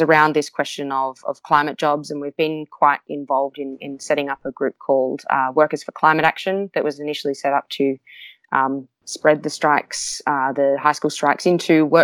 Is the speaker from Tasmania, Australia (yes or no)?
no; Newcastle, New South Wales, Australia; in my hometown of Newcastle, which is near the one of the biggest coal mining regions